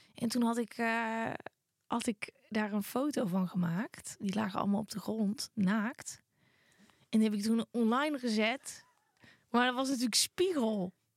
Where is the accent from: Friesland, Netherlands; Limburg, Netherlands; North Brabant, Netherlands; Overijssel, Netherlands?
North Brabant, Netherlands; omdat ik uit Brabant kwam